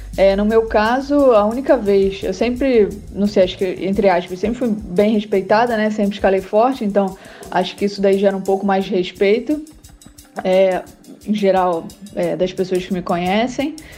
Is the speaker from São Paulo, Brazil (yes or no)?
no; Rio de Janeiro, Brazil; moved away as an adult; now in Arco, Italy; sou do Rio de Janeiro, mas atualmente moro na Itália, em Arco